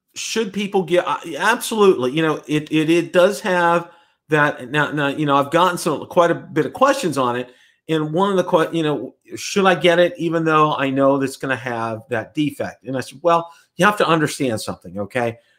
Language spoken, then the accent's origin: English; Pittsburgh, Pennsylvania, United States; now in Tampa, United States; my hometown is Pittsburgh, P